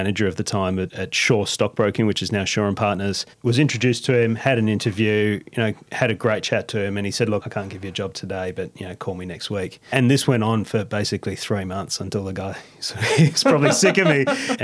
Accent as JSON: {"language": "English", "country": "Australia", "said": "we're Aussie"}